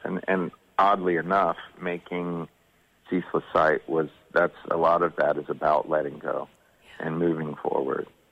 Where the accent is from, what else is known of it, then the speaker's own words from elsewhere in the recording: Georgia, United States; growing up in Georgia